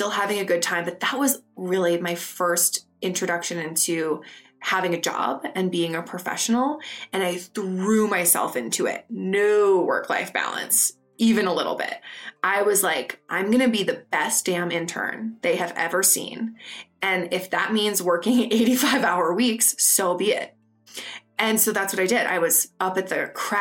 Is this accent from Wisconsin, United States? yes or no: yes; Madison, Wisconsin, United States; moved away as an adult; also born or lived in London; now in New York, United States; I grew up in Madison, Wisconsin, which is a great city